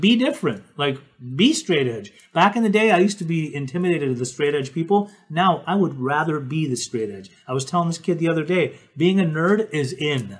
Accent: Salt Lake City, Utah, United States; I grew up in Salt Lake City, Utah

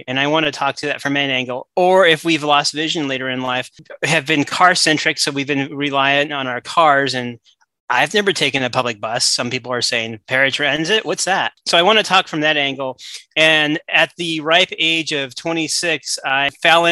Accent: Southern California, United States; I grew up in Southern California

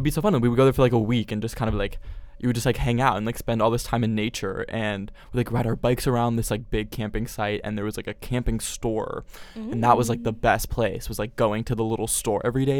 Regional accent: Pennsylvania, United States; when I was younger, I grew up in Pennsylvania.

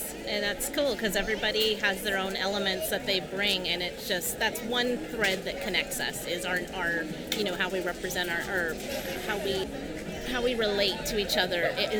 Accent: Reedley, California, United States; I grew up in Reedley, California, and those were the first things that I admired was lowriders and cruises that used to happen in my community.

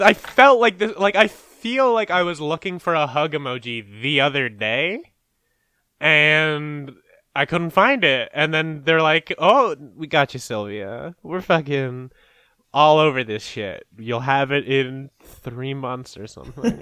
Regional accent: Canada; as a Canadian, which is, like, our country is just, like, almost qu-, just as fucked up

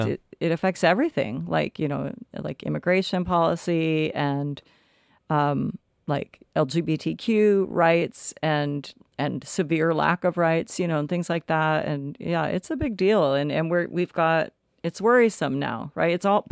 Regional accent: Tennessee, United States; born there; Tennessee makes me mad because I was born in Tennessee and I have a lot of family there.

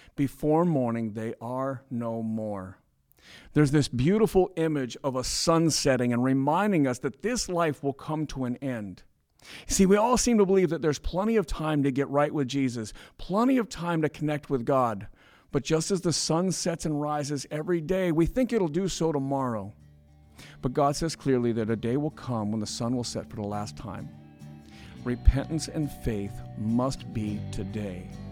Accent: United States; we're American

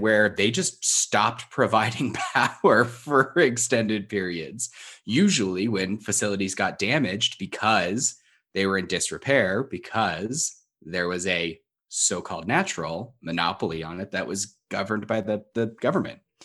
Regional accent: Southern California, United States; I grew up in Southern California

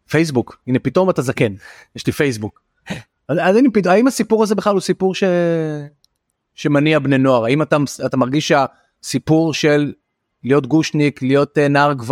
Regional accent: Tel Aviv, Tel Aviv District, Israel; אני תל אביבי, אני הומו

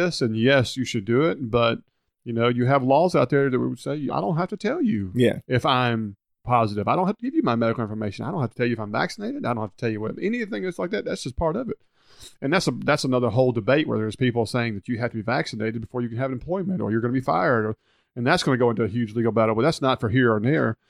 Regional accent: Hernando, Mississippi, United States; I'm from Hernando

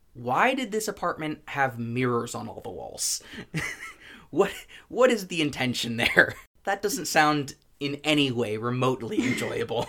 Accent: United States; As an American citizen

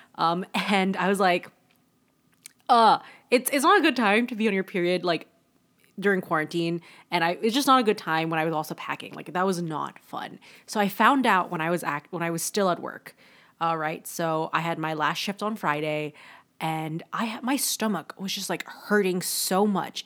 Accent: Toronto, Ontario, Canada; also born or lived in Kingston, Canada; I'm from Toronto

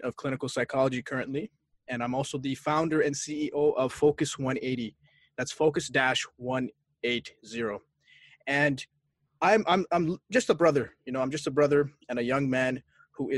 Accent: Barrie, Ontario, Canada; also born or lived in Boston, Massachusetts, United States; I grew up in Canada

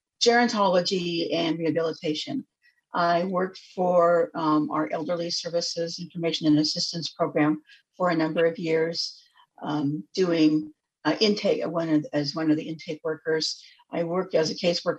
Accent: Spokane, Washington, United States; now in Olympia, United States; I am originally from Spokane, Washington

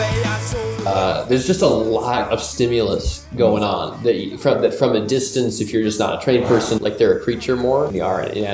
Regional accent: Minnesota, United States; we're both from Minnesota

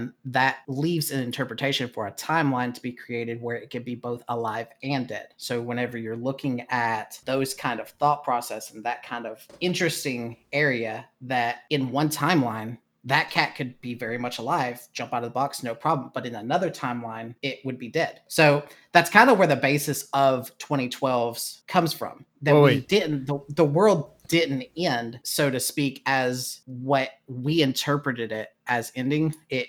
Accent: Berlin, Germany; born there; Well, originally born in Berlin, Germany, on a military base. My dad was in the military. We moved back to the Unite

